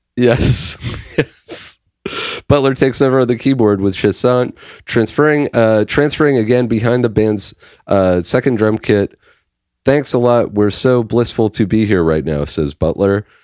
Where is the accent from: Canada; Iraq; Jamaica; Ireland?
Canada; we're Canadian